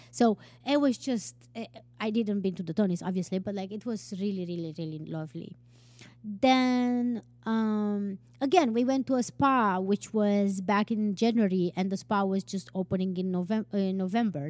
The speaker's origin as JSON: {"language": "English", "region": "Transylvania", "country": "Romania", "tie": "born or raised there", "also_born_or_lived": "Turkey / Tunisia / Denmark / Iceland", "moved": "as an adult", "lives_now": "New York, United States", "said": "I have been born and raised in Transylvania, Romania."}